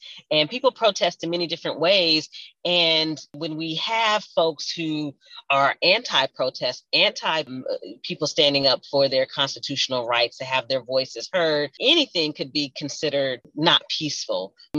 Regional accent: Louisville, Kentucky, United States; And so I am deeply honored and blessed to be someone who was born and raised in Louisville

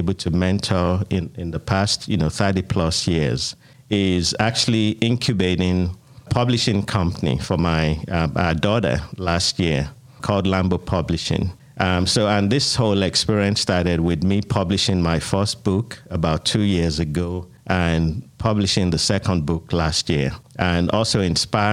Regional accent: Nigeria; moved away as an adult; also born or lived in United Kingdom; now in Atlanta, United States; I immigrated from Nigeria, where I was born and raised, to the United Kingdom, and lived in the United Kingdom for 10 years, and then been in Atlanta now 20 years

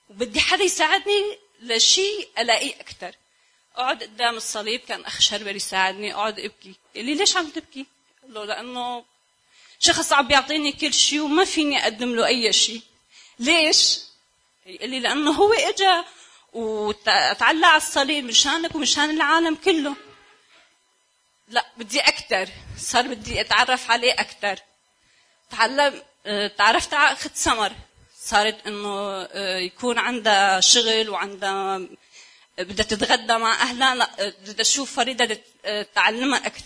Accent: Syria; انا بنت سوريه وكان عندي كثير مشاكل

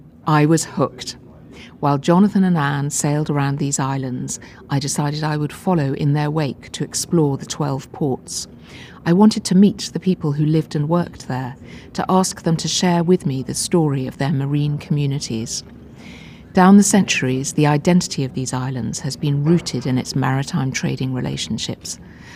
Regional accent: Hong Kong; I love travelling. I was born in Hong Kong, where I spent part of my childhood, and haven't stopped travelling since.

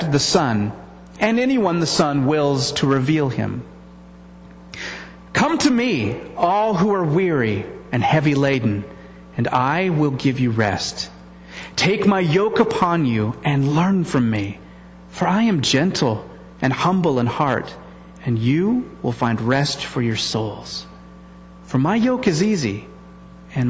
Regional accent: United States; as American Christians

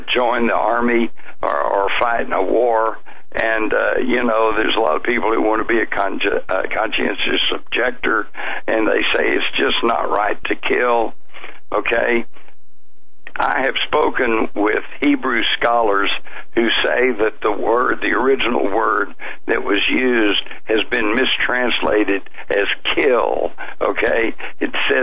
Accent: Texas, United States; as a Texan

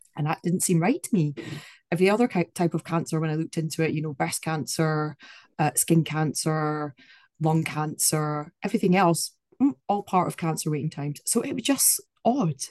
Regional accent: Scotland, United Kingdom; I'm from Scotland

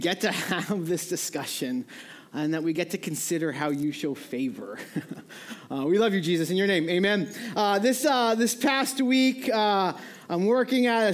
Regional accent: New England, United States; moved away; I grew up in New England.

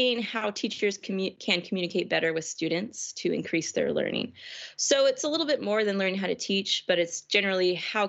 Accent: Missouri, United States; moved away as an adult; also born or lived in Ohio; now in Woodbury, United States; I'm from Missouri originally

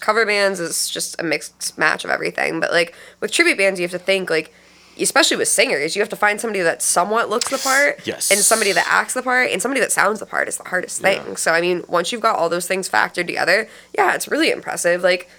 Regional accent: Erie, Pennsylvania, United States; now in Cleveland, United States; I came from Erie, Pennsylvania, which not that Erie doesn't have a good music scene to offer, but I mean we've got an eighth of the bars up there that you guys have up here.

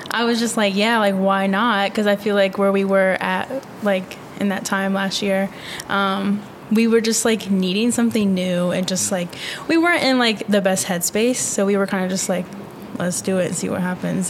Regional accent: Virginia, United States; moved away as an adult; now in Tucson, United States; I'm from Virginia

